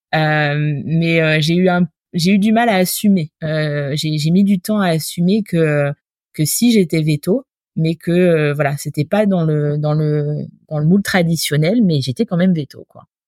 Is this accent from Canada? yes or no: no; Normandy, France; moved away as an adult; je suis normande d'origine